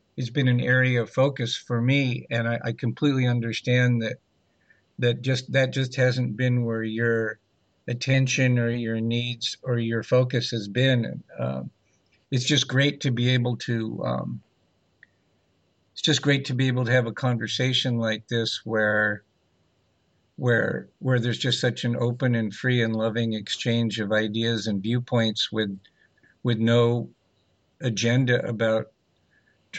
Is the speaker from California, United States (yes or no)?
yes; Los Angeles, California, United States; I grew up in Los Angeles during the 60s and 70s